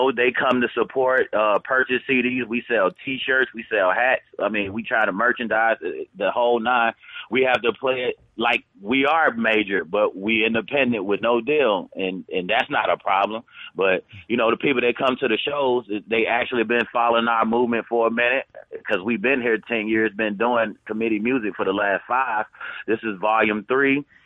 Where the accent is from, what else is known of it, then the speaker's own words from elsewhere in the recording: Memphis, Tennessee, United States; moved away as an adult; now in Las Vegas, United States; I'm originally from Memphis, Tennessee, Frazier to be exact, / South Memphis.